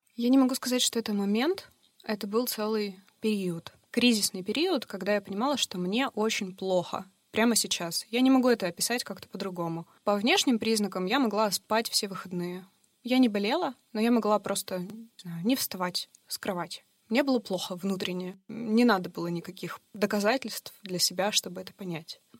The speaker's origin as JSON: {"language": "Russian", "town": "Yekaterinburg", "region": "Sverdlovsk Oblast", "country": "Russia", "tie": "born or raised there", "said": "Мне 32 года, я родилась в Екатеринбурге"}